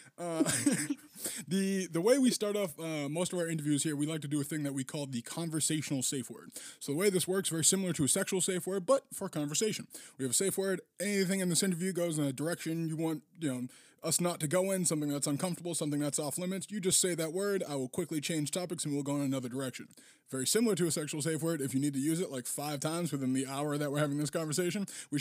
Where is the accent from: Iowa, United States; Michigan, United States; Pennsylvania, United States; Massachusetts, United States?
Massachusetts, United States; Boston; I only know the childhood of the greater Boston area